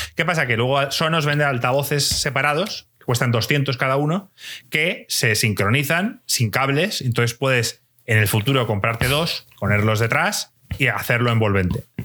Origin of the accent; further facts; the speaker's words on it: Spain; la gente aquí en España nos reuníamos y jugábamos al FIFA